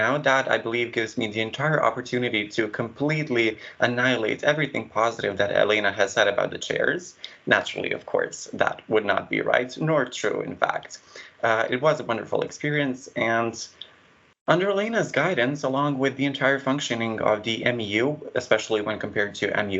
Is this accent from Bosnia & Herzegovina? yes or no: yes; Bosnia & Herzegovina; I am your chair from Bosnia and Herzegovina.